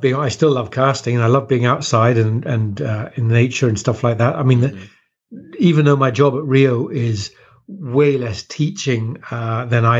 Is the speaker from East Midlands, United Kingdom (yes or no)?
no; West Country, Devon, South West England, United Kingdom; moved away; also born or lived in Kent, England; I was born in Kent, which is near London, but moved to southwest England when I was a nipper.